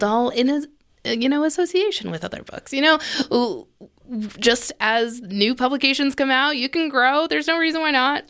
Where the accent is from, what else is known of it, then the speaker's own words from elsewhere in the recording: United States; I'm American